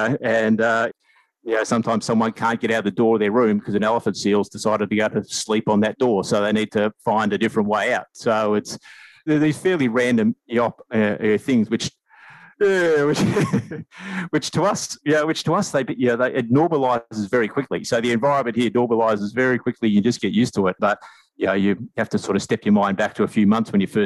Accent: Australia; moved away as an adult; also born or lived in Asia; now in New Zealand; home for me is New Zealand. I'm Australian, but I've sort of lived in New Zealand for the last 8 years

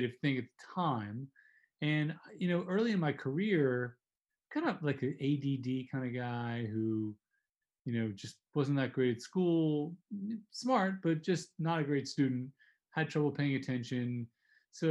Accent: New Jersey, United States; New Jersey where I grew up

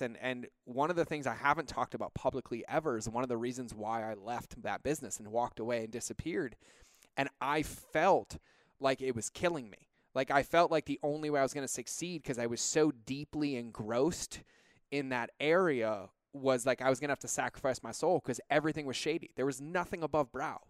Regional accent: California, United States; moved away as an adult; now in Montana, United States; we're about as California as they come.

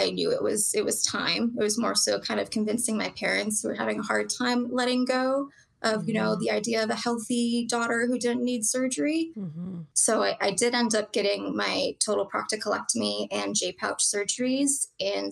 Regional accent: Maryland, United States; I grew up in Maryland, went to Georgetown

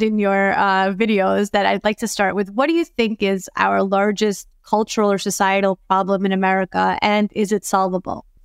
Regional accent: New York City, New York, United States; I'm from Brooklyn

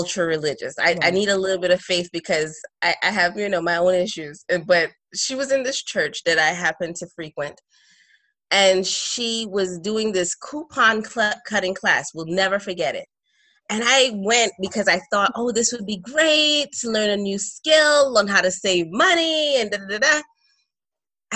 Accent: New York City, New York, United States; moved away as an adult; also born or lived in Trinidad and Tobago; now in North Carolina, United States; although I'm Trinidadian, I grew up in Brooklyn.

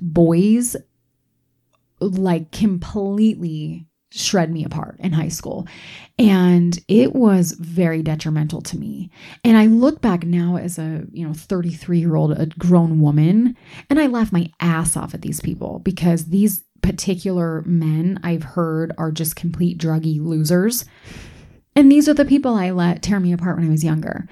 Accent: East Coast, United States; moved away; I grew up on the East Coast, so I didn't grow up here.

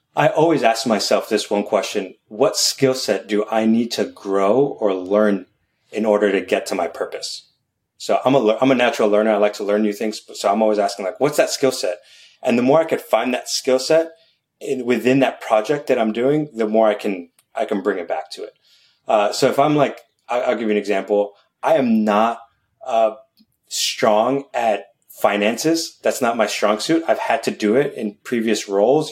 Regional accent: New York City, New York, United States; I'm born and raised in New York City

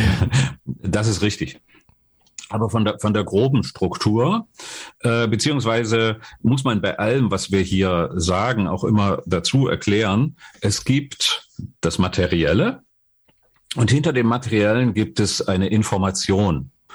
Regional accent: Dresden, Saxony, Germany; ich komme aus Dresden, und habe dort äh, eine normale Berufsausbildung gemacht, Abitur gemacht

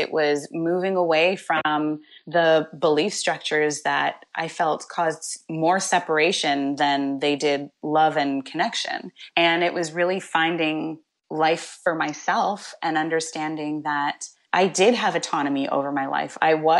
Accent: Coquitlam, British Columbia, Canada; Well, actually, I spent some time growing up in Coquitlam, which is in the Lower Mainland, so maybe about 20 minutes outside of Vancouver.

